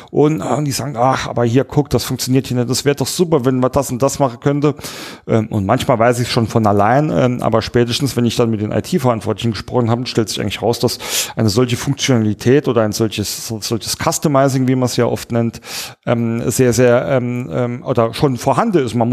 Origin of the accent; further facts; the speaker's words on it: Saarland, Germany; Naja, ähm, nun komme ich ja aus dem Saarland, wie der ein oder andere weiß. Und im Saarländern sagt man nach, dass wir sehr, sehr heimatsverliebt sind.